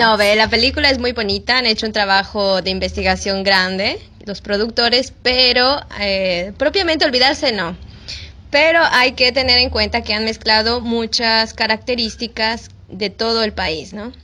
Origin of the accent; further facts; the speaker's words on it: Mexico; moved away as an adult; now in Peru; soy mexicana